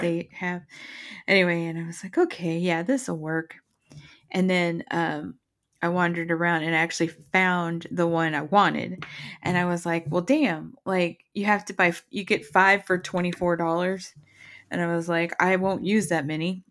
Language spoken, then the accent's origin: English; Texas, United States; moved away; I'm from Texas and we don't have basements